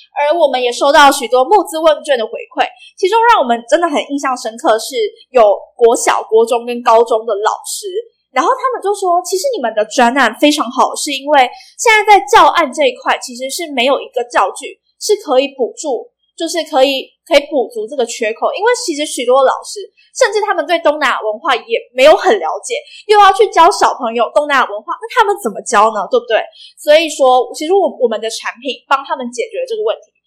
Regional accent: Vietnam; now in Taiwan; 我从小在越南长大

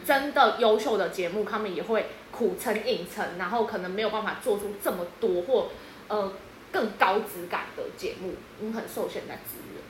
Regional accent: Yunlin County, Taiwan; 我其实住比较乡下，就是我是云林的…

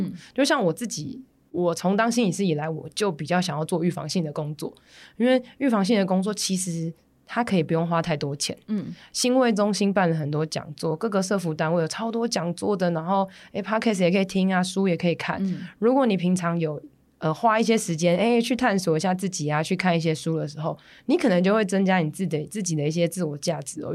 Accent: Taipei, Taiwan; 我是台北人

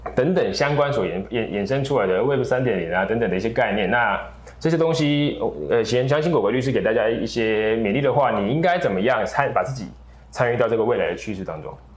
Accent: Taiwan; 我们台湾这边

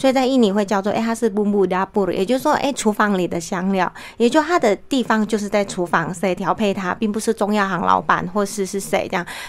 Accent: Taiwan; 所以像比如说我们台湾人熟悉的椒麻鸡，就会觉得哎那是泰国菜，其实它不是泰国菜

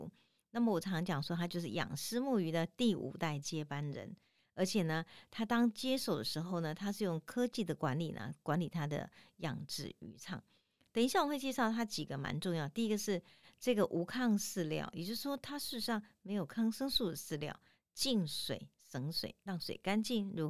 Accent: Tainan, Taiwan; 如果你呢有机会到我们台南的抽签巷哈，新美街迄个美街去哈，一直行行到有一间庙，我们台南人讲真是足信的啦哈，迄叫开基武庙。

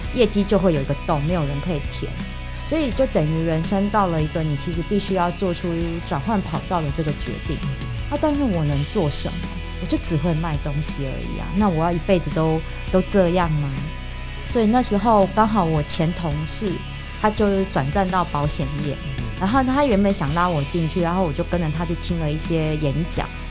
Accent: Taiwan; first language Mandarin; 我们是台湾人，我们从小到大都讲国语

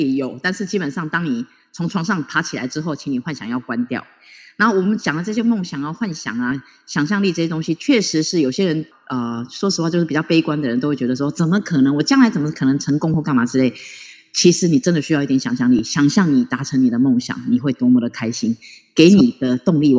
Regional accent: Taiwan; 我最骄傲就是我是台湾人。

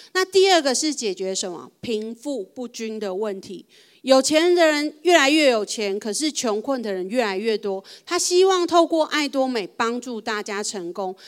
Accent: Taiwan

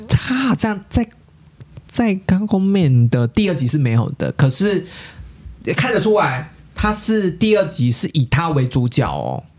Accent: Taiwan; 根植于我们台湾人观众那个那个心中的印象其实是不变的

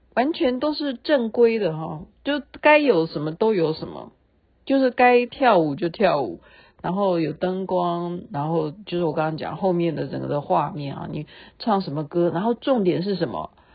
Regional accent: Taiwan; 对我们台湾人来讲

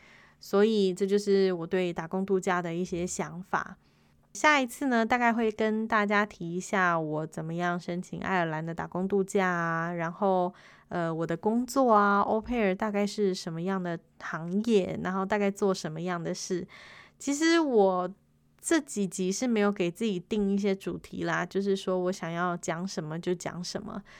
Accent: Taiwan; 我是台湾人，Olen 台湾尼莱嫩。

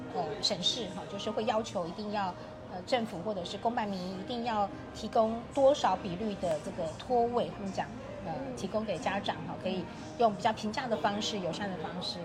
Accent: Kaohsiung, Taiwan; 我自己也是在高雄成长的一个人哈，然后其实我的童年在高雄也看到，呃，也感受到很多的滋养哈

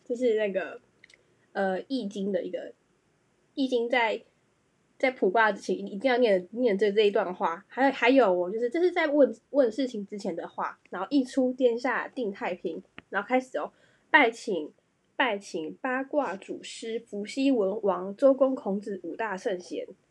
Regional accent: Taiwan; 我要来讲一下身为台湾人非常困扰的事情

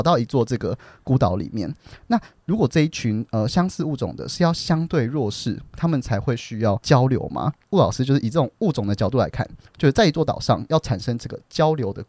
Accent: Taiwan; 因为我们这一代的这个台湾人不会有一个语言能力是日文，

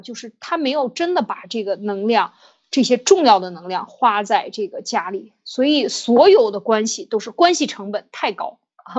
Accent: China; 我们中国人常讲丑话说在前面

